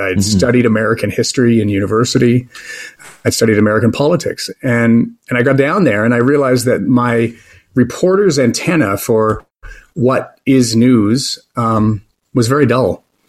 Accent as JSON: {"language": "English", "country": "Canada", "moved": "as an adult", "said": "as a Canadian broadcaster"}